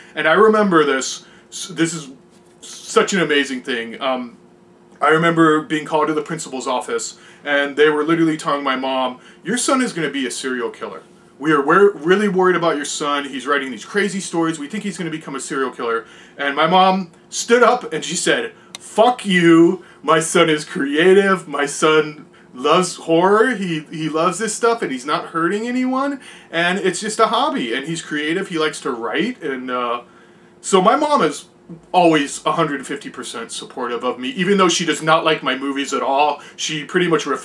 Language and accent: English; San Diego, California, United States; I was born in San Diego, California. I currently still live here, so born and raised, been here my entire life